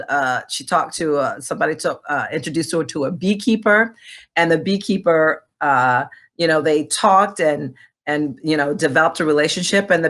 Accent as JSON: {"language": "English", "country": "Rwanda", "tie": "born or raised there", "said": "my mother married my father. Uh, uh, who is from Burundi, but you know we grew up in Rwanda. But I'm actually a princess."}